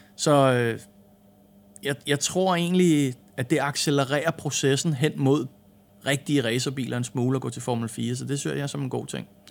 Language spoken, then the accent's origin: Danish; Denmark; moved away as an adult; also born or lived in England; vi er danskere